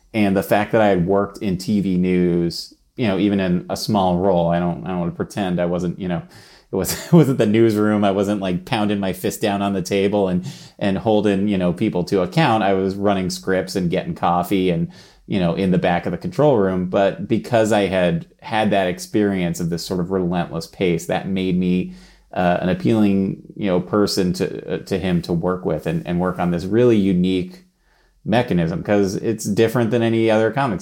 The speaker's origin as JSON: {"language": "English", "town": "New York City", "region": "New York", "country": "United States", "tie": "born or raised there", "said": "I grew up in New York City"}